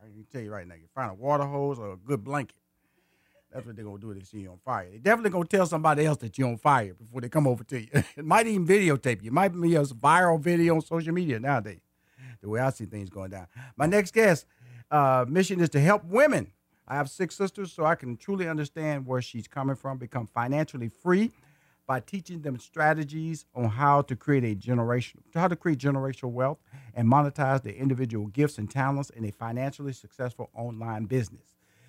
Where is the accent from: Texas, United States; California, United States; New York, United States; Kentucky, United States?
Texas, United States; Houston; also born or lived in Atlanta, United States; And I am a native Houston. I was born in Houston. I went to high school in Houston. I went to college in Houston. I got married in Houston. And I still live in Houston